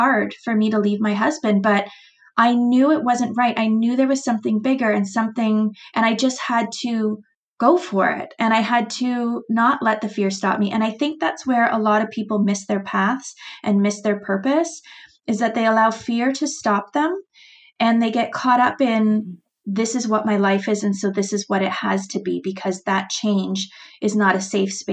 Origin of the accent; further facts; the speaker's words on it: Canada; being Canadian